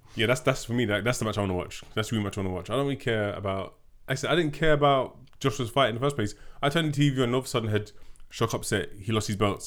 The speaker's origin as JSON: {"language": "English", "region": "London", "country": "United Kingdom", "said": "we're two Londoners"}